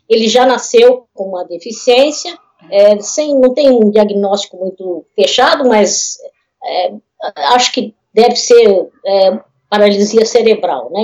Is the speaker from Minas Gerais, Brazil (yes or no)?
no; Osasco, São Paulo, Brazil; a gente é, é de Osasco, minha família é de Osasco